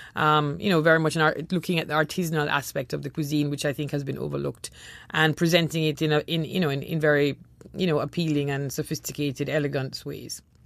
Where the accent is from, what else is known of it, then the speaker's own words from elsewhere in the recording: Jamaica; moved away; also born or lived in Trinidad; growing up in Jamaica, we lived in Trinidad for a number of years